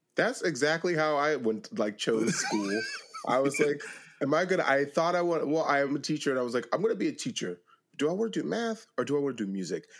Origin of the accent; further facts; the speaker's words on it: Pennsylvania, United States; I'm from Pennsylvania.